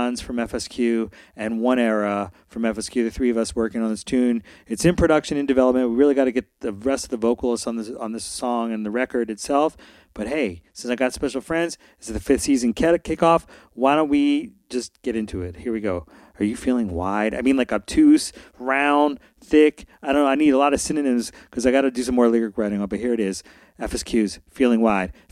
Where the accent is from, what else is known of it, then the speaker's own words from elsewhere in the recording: Philadelphia, Pennsylvania, United States; I grew up in Philly